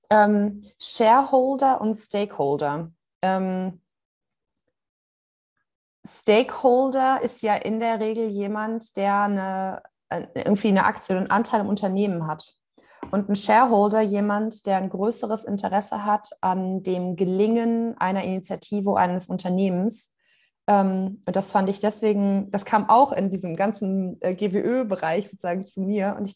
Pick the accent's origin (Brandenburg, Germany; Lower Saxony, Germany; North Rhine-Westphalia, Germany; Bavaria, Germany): North Rhine-Westphalia, Germany; Cologne; der … und ich, wir sind beide aus Köln und äh, podcasten jetzt hier raus in die Welt.